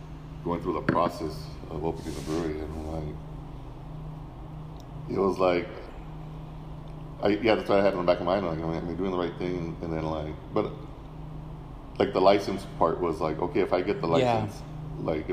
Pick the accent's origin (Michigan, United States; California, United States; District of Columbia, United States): California, United States; Los Angeles; also born or lived in West Covina / Azusa; I grew up in East